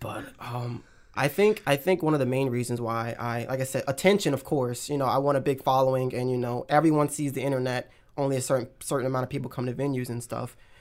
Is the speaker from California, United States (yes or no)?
no; Pineville, North Carolina, United States; moved away as an adult; also born or lived in Florida; now in Atlanta, United States; I'm, like, in a small town next to Charlotte called, like, Pineville